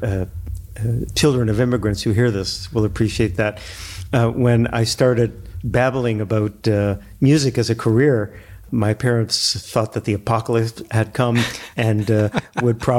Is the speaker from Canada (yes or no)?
yes; Toronto, Ontario, Canada; I grew up in the Dufferin and Glencairn area of Toronto.